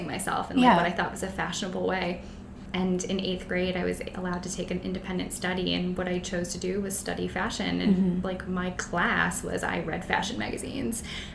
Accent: Canton, Ohio, United States; I'm from Canton, mm-hmm. the home of the Football Hall of Fame

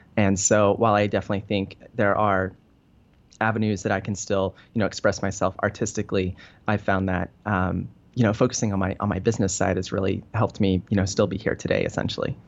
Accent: Denver, Colorado, United States; moved away as an adult; now in Venice, California, United States; I, uh, grew up in Denver. So I grew up in Colorado.

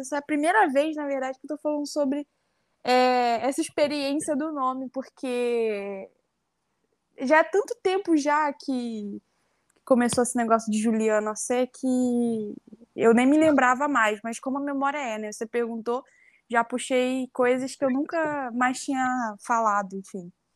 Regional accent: Rio de Janeiro, Brazil; moved away as an adult; also born or lived in Mato Grosso; Eu sou nascida e criada lá no Complexo da Maré, né, no Rio de Janeiro

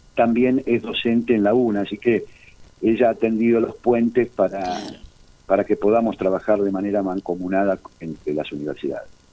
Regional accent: Argentina

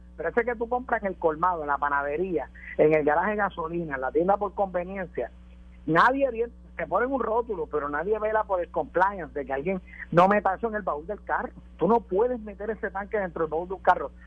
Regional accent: Puerto Rico; en Puerto Rico siempre hemos sido una sociedad de ley y orden

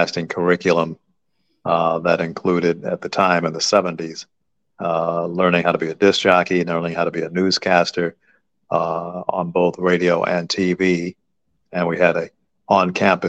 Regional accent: Los Angeles, California, United States; I grew up in Los Angeles

